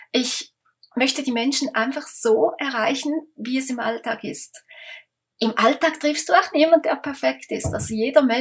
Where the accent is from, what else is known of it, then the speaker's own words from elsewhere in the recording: Switzerland; da kommen wir aus der Schweiz